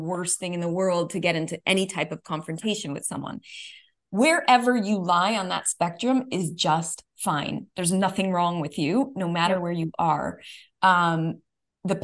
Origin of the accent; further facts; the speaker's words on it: New York, United States; being a New Yorker